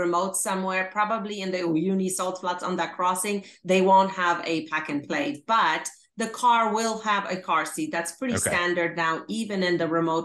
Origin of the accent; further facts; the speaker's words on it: Poland; moved away; I'm originally from Poland